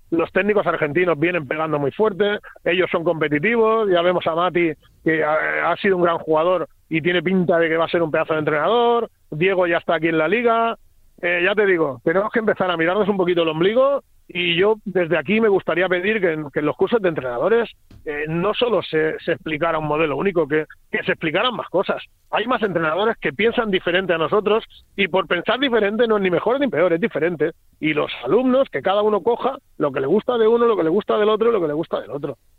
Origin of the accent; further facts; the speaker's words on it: Spain; somos españoles